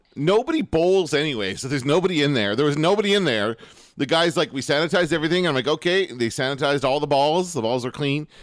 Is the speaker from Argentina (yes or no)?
no; Canada